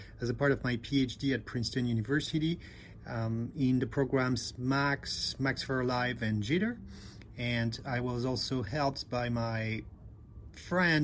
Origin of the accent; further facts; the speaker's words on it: Bordeaux, Nouvelle-Aquitaine, France; now in New Jersey, United States; I come from Bordeaux in France, and I'm currently based in New Jersey in the United States of America